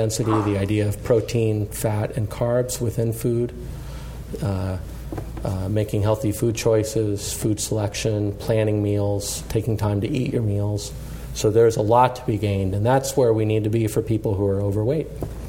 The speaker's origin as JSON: {"language": "English", "region": "Colorado", "country": "United States", "tie": "born or raised there", "said": "I grew up in Colorado"}